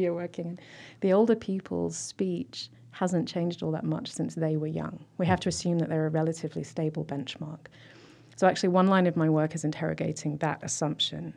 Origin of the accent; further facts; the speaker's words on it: South East England, United Kingdom; moved away as an adult; now in Lansing, United States; I grew up in Southeast England